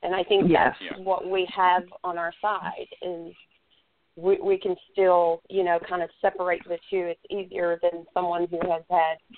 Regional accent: Texas, United States; I'm from Texas, And I was raised in a law enforcement family

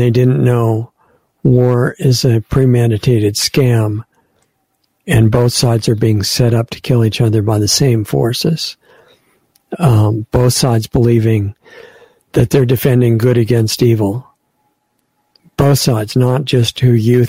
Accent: United States; as an American

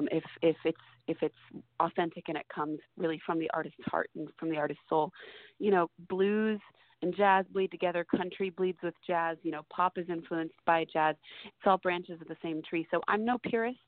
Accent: Seattle, Washington, United States; Seattle, because it's my hometown

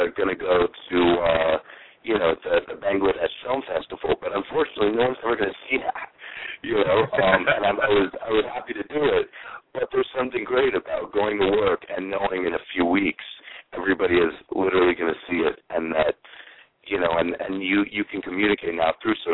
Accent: New Haven, Connecticut, United States; moved away as an adult; also born or lived in New York; now in Los Angeles, United States; I grew up mostly around Connecticut, around New Haven.

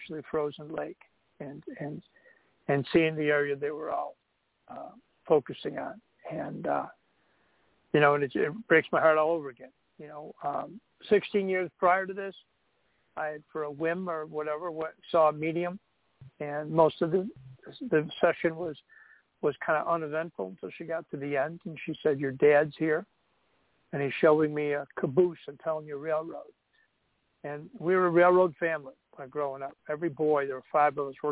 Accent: Buffalo, New York, United States; also born or lived in North Shore of Chicago, Illinois; now in Chicago, United States; I grew up in Buffalo. I live on the North Shore of Chicago now

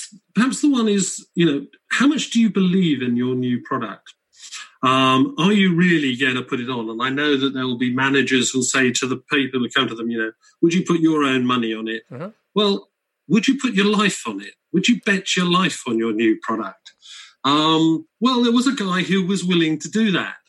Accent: United Kingdom; being British

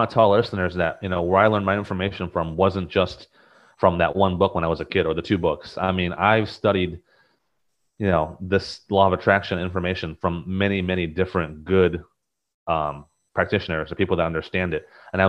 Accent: Taiwan; now in United States; growing up in Taiwan and coming to the United States, I mean, I wasn't exposed to any of this stuff

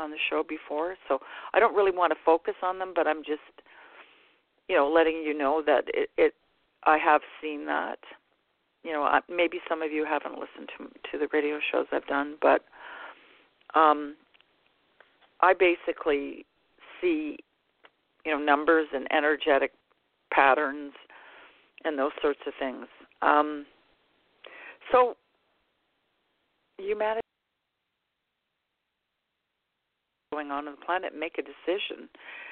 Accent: Canada; I'm Canadian

